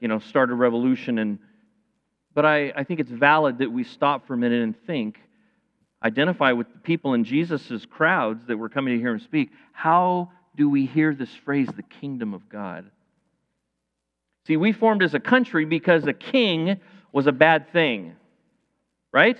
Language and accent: English; United States; I'm an American. I live in the land of the free and of the brave